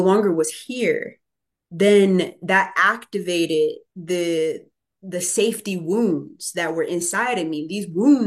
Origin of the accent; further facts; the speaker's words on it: Chicago, Illinois, United States; I'm from inner city Chicago. I was born in 1990. I grew up in Inglewood